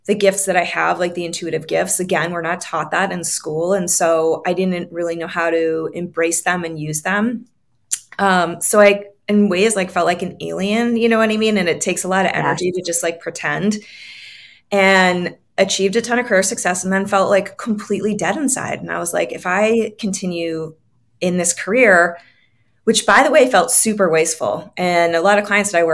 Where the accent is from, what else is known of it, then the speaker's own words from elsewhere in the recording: New England, United States; I grew up on the East Coast